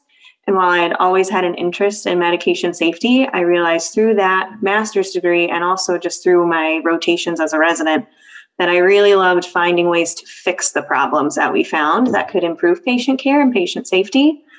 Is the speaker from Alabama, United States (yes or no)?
no; Southern California, United States; moved away as an adult; also born or lived in Iowa; now in Cleveland, United States; I grew up in Southern California